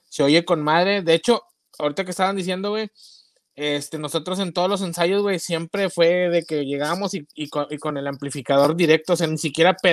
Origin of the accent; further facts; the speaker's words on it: Nuevo Laredo, Tamaulipas, Mexico; also born or lived in Toluca / Mexico City / Monterrey; now in United States; sí soy mexicano